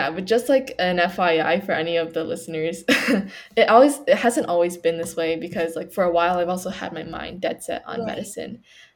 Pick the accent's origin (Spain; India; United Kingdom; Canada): Canada; I was born in Canada, but my parents are from China